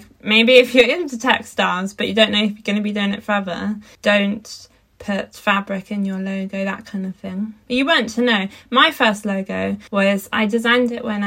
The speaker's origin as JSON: {"language": "English", "area": "Dartmoor", "region": "South West England", "country": "United Kingdom", "tie": "born or raised there", "said": "I grew up on Dartmoor and in like rural landscapes of Britain"}